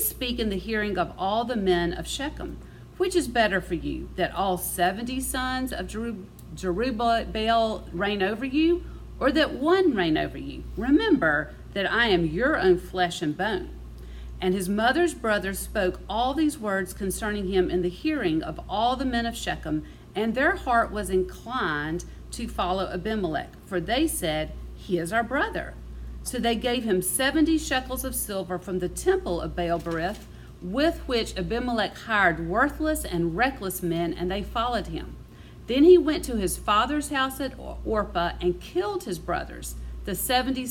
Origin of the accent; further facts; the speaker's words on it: Mississippi, United States; I'm from Mississippi